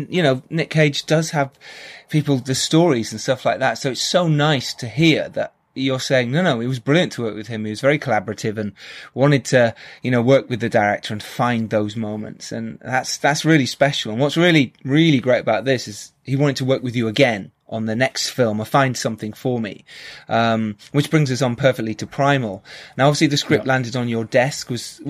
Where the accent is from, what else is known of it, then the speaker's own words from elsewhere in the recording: United Kingdom; So you kind of get a strong bullshit detector, especially as being British. We're very used to that.